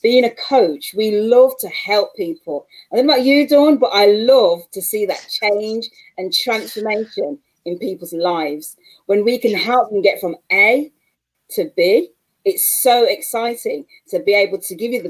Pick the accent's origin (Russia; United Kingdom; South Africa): United Kingdom; Manchester, North West England; as you can tell by my accent, I'm from Manchester, England